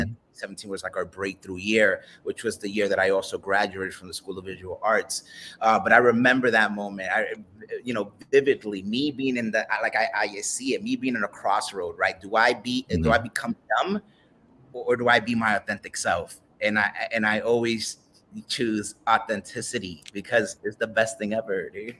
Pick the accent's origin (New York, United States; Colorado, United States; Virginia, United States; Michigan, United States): New York, United States; New York City; I'm a Dominican kid from the BX